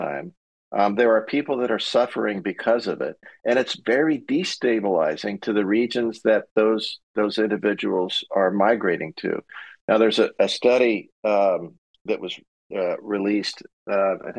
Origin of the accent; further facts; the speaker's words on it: San Diego, California, United States; I grew up there, my kids are there, grandkids are there, we still have a house